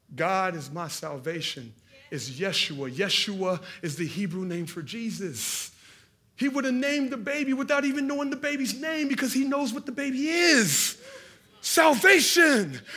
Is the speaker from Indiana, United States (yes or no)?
yes; Hallville, Indiana, United States; we were from Hendricks County, and I was from Hallville